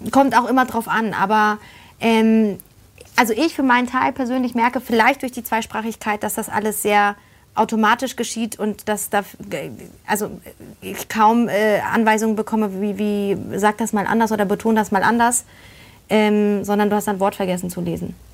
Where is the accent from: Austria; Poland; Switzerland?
Poland; born there; weil man muss dazu sagen, ähm, ich bin ja in Polen geboren.